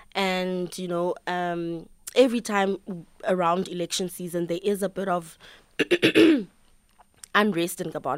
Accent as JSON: {"language": "English", "country": "South Africa", "accent": "South African", "said": "my South African accent"}